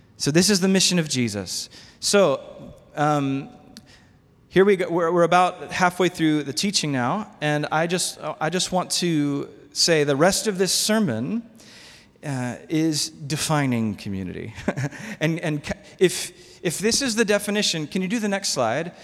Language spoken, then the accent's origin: English; United States; I'm American.